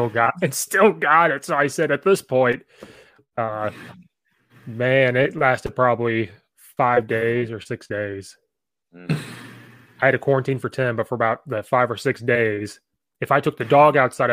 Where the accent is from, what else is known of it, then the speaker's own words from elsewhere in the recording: Central Illinois, United States; So I grew up in Central Illinois, which is similar to Indiana.